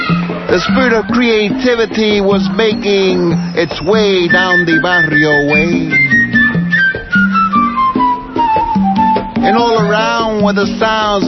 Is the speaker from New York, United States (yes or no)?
yes; New York, United States; also born or lived in Puerto Rico / Cuba; now in Berkeley, United States; I was born in Nueva York, 9/30/28.